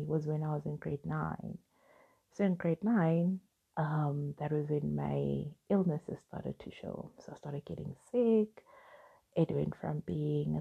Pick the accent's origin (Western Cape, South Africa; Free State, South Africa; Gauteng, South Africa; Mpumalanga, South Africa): Gauteng, South Africa; Soweto; I grew up in Soweto, I was raised by a single mom